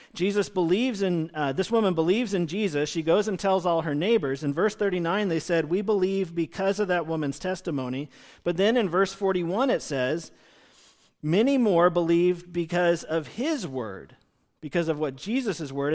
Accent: United States; we as American Christians living in two thousand twenty

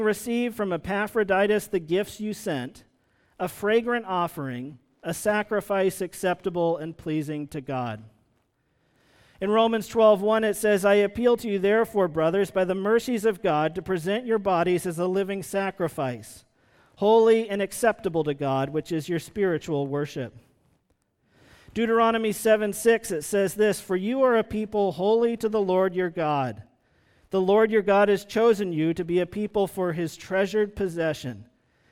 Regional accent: Vermont, United States; I grew up in Vermont

